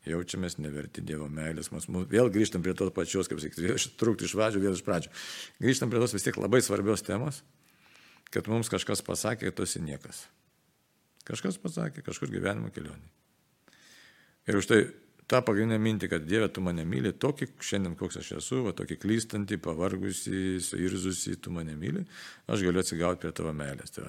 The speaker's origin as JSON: {"language": "Lithuanian", "country": "Lithuania", "said": "nes mes lietuviai jautrų žmonės esame iš tikrųjų"}